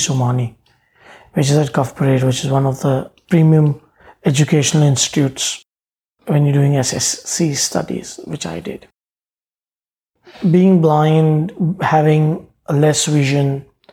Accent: Mumbai, Maharashtra, India; I grew up in Bombay. And I say Bombay because when I was a child, it was Bombay. It's now Mumbai. Yeah, I grew up in this area called Kulaba.

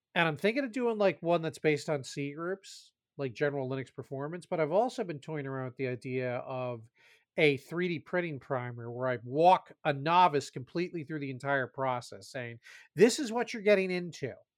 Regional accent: New Jersey, United States; I grew up in Jersey

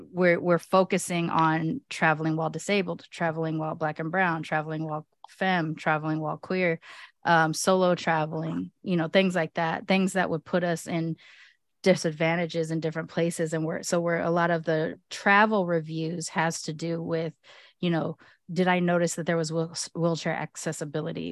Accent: United States; I may be born here in America

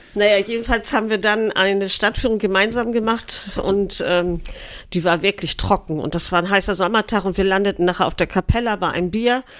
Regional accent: Eckernförde, Schleswig-Holstein, Germany; ich bin hier geboren in Eckernförde, bin hier aufgewachsen.

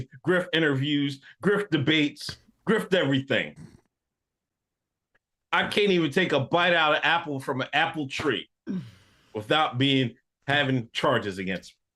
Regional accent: Exton, Pennsylvania, United States; me being the black man I am from Exton, Pennsylvania.

